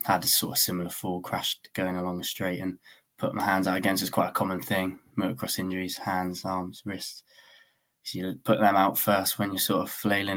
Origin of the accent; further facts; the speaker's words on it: Weymouth, South West England, United Kingdom; I'm 24, I'm from Weymouth.